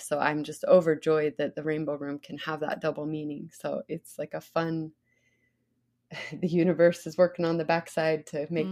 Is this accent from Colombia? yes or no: no; Idaho, United States; also born or lived in Sun Valley, Idaho; growing up in Idaho